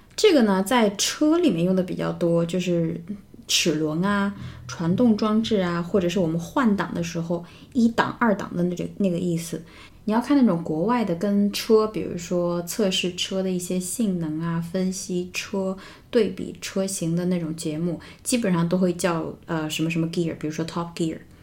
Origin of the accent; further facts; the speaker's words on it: China; 我们中国人